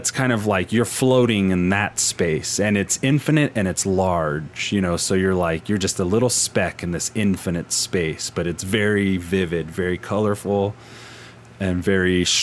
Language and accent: English; the South, United States; Yeah, and, I think and I'm from the Bible Belt.